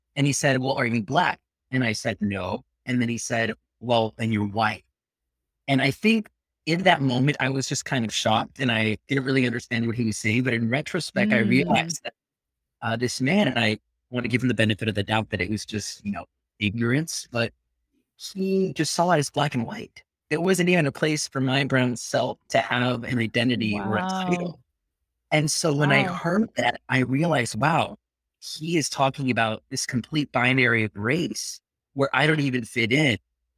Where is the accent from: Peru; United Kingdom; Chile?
Peru; accent: Peruvian; You know, they make fun of my accent a little bit because the Peruvian accent would leave.